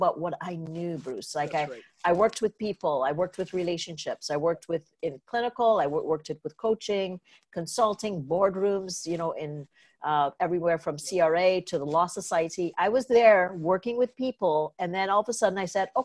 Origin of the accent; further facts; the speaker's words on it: Trinidad & Tobago; moved away; I grew up in Trinidad Tobago